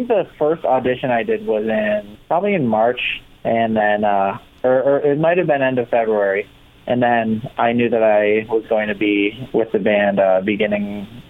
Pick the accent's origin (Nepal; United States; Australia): United States; Rochester, New York; I grew up in Rochester, New York, which is nowhere near New York City. It's actually like 6 hours away from New York City. It's in between Buffalo and Syracuse